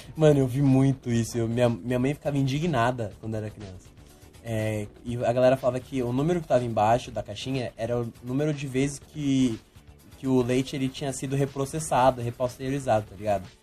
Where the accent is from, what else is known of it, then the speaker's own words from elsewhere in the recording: Brazil; a gente é brasileiro